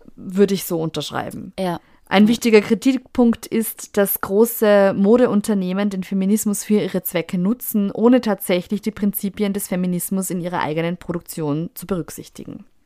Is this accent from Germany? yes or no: no; Austria; bei uns in Österreich